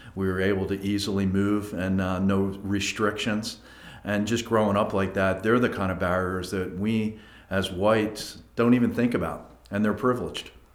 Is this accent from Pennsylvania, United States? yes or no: yes; Abington, Pennsylvania, United States; also born or lived in Philadelphia; grew up in a town called Abington